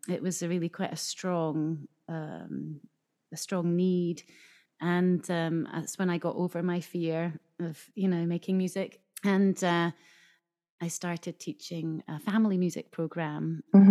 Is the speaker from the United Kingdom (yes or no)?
yes; Scotland, United Kingdom; now in Japan; I grew up in Scotland